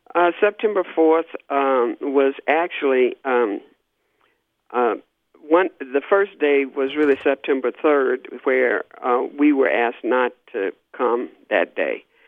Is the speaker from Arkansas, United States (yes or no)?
yes; Little Rock, Arkansas, United States; I grew up in Little Rock, Arkansas. I was born and raised there.